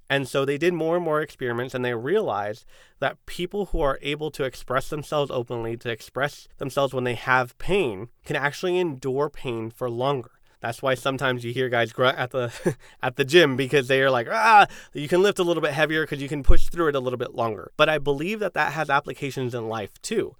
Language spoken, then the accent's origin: English; San Diego, California, United States; I'm a Chicano from San Diego, first generation